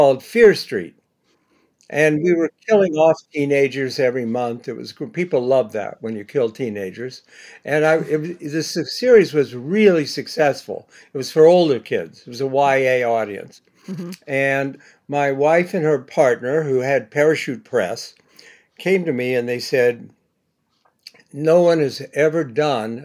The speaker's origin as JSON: {"language": "English", "town": "Bexley", "region": "Ohio", "country": "United States", "tie": "born or raised there", "moved": "yes", "lives_now": "New York, United States", "said": "I grew up in Bexley"}